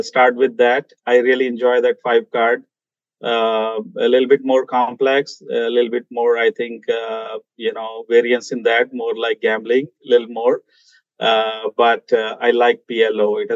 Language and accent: English; India; moved away; I'm originally, as I mentioned, I'm from India.